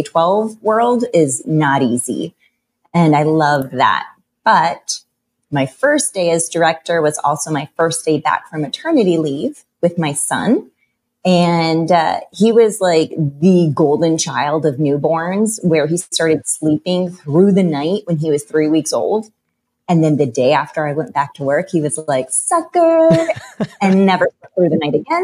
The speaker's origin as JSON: {"language": "English", "region": "Florida", "country": "United States", "tie": "born or raised there", "moved": "as an adult", "lives_now": "South Carolina, United States", "said": "I was born and raised in Florida, and but we were on the West Coast"}